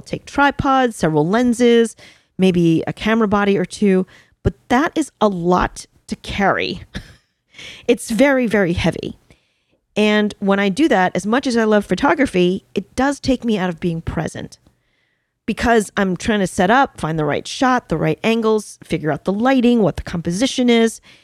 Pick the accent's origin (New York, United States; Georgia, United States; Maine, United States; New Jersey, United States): New York, United States; I'm a New Yorker